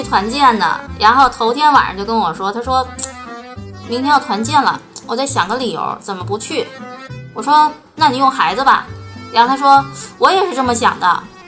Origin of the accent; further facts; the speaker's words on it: Beijing, China; 我今年四十岁，我来自北京，我现在是一个公司的职员